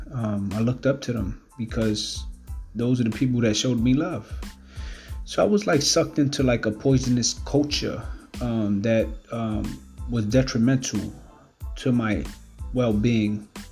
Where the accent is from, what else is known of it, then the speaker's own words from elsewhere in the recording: New York City, New York, United States; growing up in Brooklyn, uh, Ocean Hill, Brownsville, in East New York.